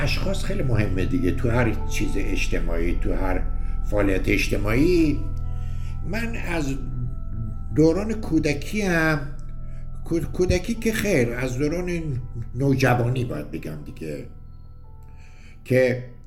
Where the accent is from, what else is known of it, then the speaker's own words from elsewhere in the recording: Gorgan, Golestan, Iran; moved away as an adult; also born or lived in United States; now in Tehran, Iran; من دیپلم ریاضی دارم از دبیرستان ایران شهر گرگان متولد گرگان هستم